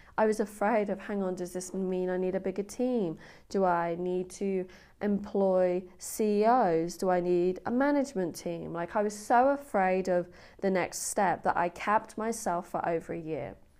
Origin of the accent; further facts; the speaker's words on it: England, United Kingdom; I'm English